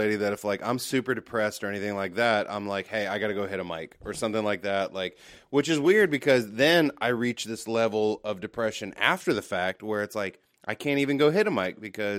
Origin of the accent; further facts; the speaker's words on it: United States; I'm an American.